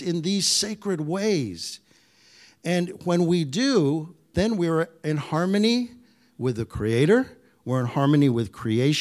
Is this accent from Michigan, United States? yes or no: yes; Michigan, United States; I grew up in Michigan, the land of the Ojibwe, of the Anishinaabe